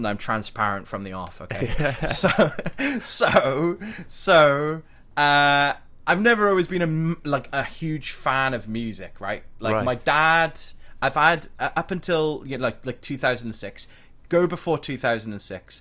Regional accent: Blackwood, Wales, United Kingdom; also born or lived in Cardiff; So I'm a Blackwood boy. I'm from Blackwood, right?

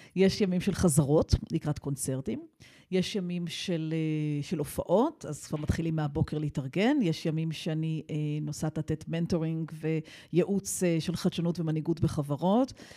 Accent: Israel; also born or lived in United States / Jerusalem / London; אני חוזרת הביתה לישראל

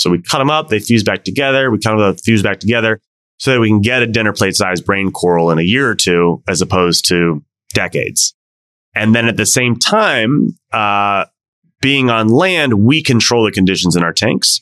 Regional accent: Washington, District of Columbia, United States; moved away as an adult; also born or lived in Mauritius; my hometown of DC

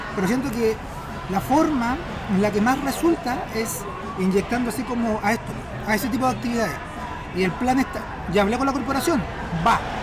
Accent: Talca, Maule, Chile; moved away; also born or lived in Santiago / Concepción; nací en Talca, viví 10 años acá en Santiago

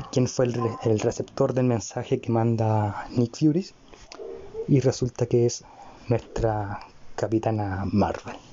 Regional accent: Chile; Y además, si lo vemos como con lógica, soy chileno, estoy vivo en Chile, viví esa época en Chile.

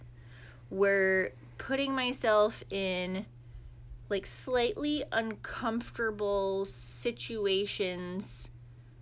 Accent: Maine, United States; also born or lived in Lebanon; I'm from Maine

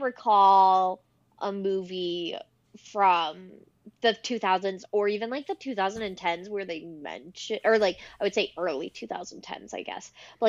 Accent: Canada; as a Canadian

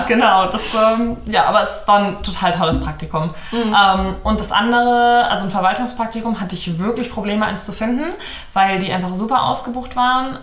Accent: Hamburg area, Germany; moved away as an adult; now in Cologne, Germany; ich komme ursprünglich aus der Gegend von Hamburg, bin mit 19 nach Köln gezogen

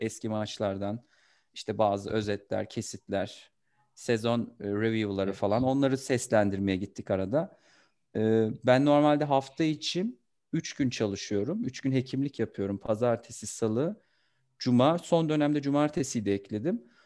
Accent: Kastamonu, Turkey; moved away; also born or lived in Istanbul; 22 Eylül 1991 Kastamonu doğumluyum.

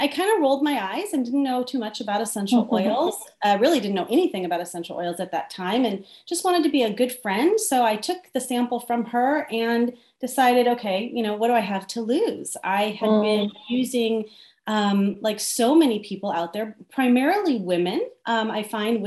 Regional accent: Southern California, United States; I'm from Southern California

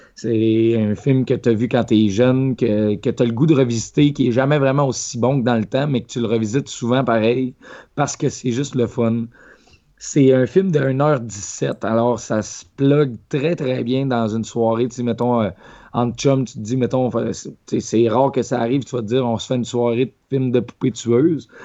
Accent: Quebec, Canada; Quand j'étais jeune, au Lac-Saint-Jean, où je restais

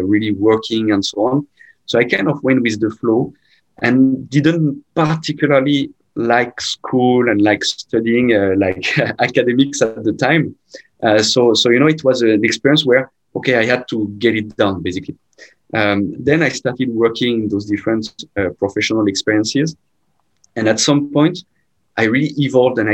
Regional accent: Rouen, Normandy, France; moved away as an adult; now in Malaysia; I'm from Normandy. And so I'm sure if you know, Normandy is very close by Paris, which is, of course, the anchor point for everyone in France, from a city called Rouen.

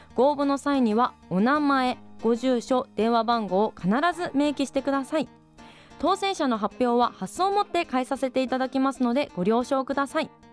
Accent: Sapporo, Hokkaido, Japan; 私も含めて地元の札幌のサウナー

